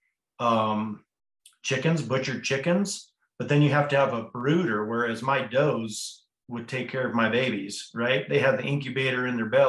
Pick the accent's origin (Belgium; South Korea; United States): United States; Hotchkiss, Colorado; I was born and raised in Hotchkiss, Colorado, which is a little town just down the road from Crawford